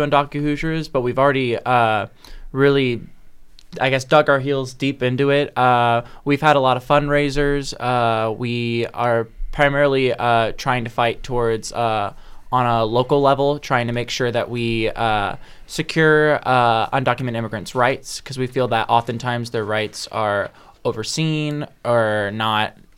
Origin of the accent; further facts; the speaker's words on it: Indianapolis, Indiana, United States; I'm from Southside, Indianapolis.